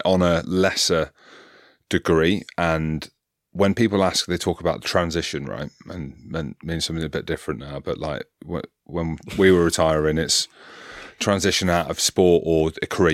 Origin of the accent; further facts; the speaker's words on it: Coventry, West Midlands, United Kingdom; I grew up in Coventry in the Midlands.